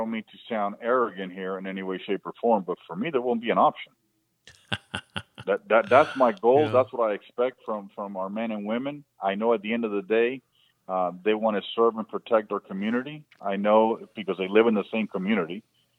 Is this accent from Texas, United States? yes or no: no; Florida, United States; I don't think we can live with our doors open like I grew up here in Palm Beach County, with our windows open or screens open.